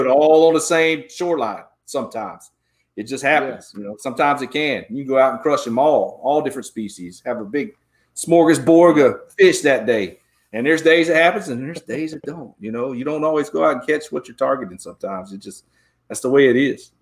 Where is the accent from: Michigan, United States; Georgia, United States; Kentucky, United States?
Georgia, United States; now in Texas, United States; I grew up in Georgia.